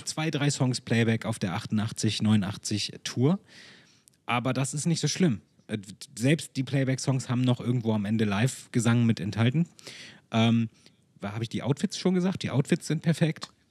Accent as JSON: {"language": "German", "town": "Hanover", "region": "Lower Saxony", "country": "Germany", "tie": "born or raised there", "said": "Hannover 1988, weil meine Eltern da waren und weil ich, weil es meine Heimat ist und ich dort auch geboren wurde"}